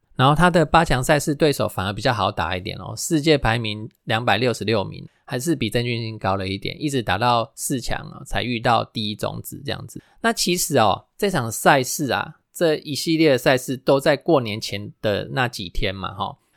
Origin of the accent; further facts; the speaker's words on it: Taiwan; first language Taiwanese Hokkien; Chinese is a second language; 我们的母语哦，就是台语